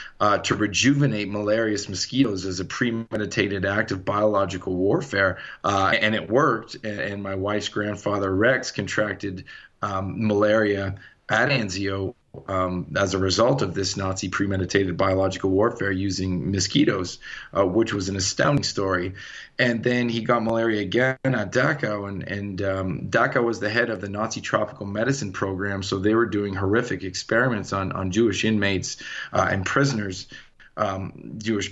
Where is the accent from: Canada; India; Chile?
Canada; born or raised there; moved away as an adult; now in Colorado, United States